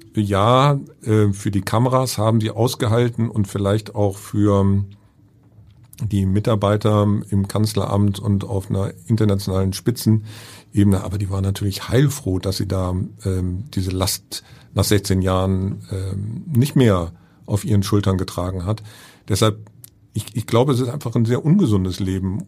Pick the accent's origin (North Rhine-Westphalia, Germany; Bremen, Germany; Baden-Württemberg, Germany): North Rhine-Westphalia, Germany; Bonn; bin gebürtiger Bonner